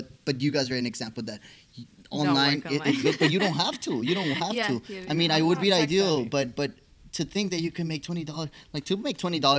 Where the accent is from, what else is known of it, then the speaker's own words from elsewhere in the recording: United States; from when I grew up in the United States